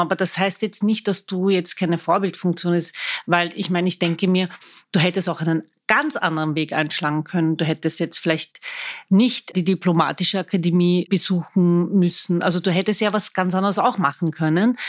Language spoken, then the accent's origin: German; Vienna, Austria; Ich bin waschechte Wienerin